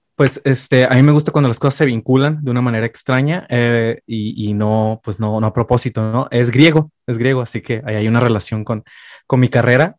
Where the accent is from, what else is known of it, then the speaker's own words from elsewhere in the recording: Tijuana, Baja California, Mexico; moved away as an adult; also born or lived in Mexico City; now in Xalapa, Mexico; Nací y crecí la gran, la gran mayoría de mi vida en Tijuana, Baja California, en la esquina de Latinoamérica